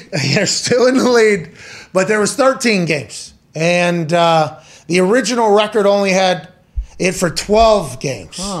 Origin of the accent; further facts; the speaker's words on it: Ohio, United States; I'm from Ohio. This is Ohio.